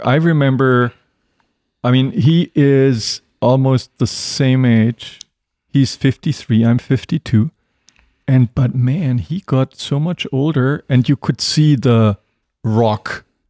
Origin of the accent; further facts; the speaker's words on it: Germany; English is a second language; If you're on a military base in my home country in Germany, you would have some good, decent German beer.